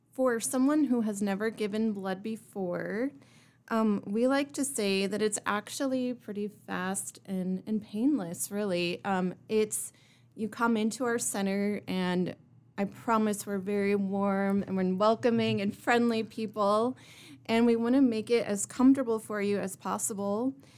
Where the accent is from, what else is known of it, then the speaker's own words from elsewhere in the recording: Kearney, Nebraska, United States; now in Rapid City, United States; I come from Kearney, Nebraska, and I moved here to Rapid City in two thousand eight